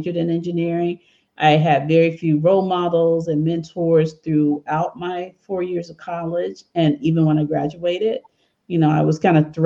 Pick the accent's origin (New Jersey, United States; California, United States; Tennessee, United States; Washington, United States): Tennessee, United States; Memphis; now in Bay Area, United States; when I was a 10-year-old or 8-year-old, 7-year-old girl growing up in Memphis, Tennessee